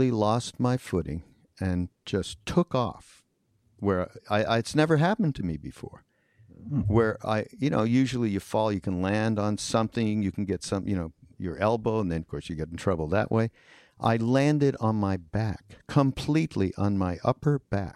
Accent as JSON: {"language": "English", "country": "Canada", "tie": "born or raised there", "moved": "yes", "lives_now": "United States", "said": "I grew up in Canada. We're like foreigners who came and made it here in America"}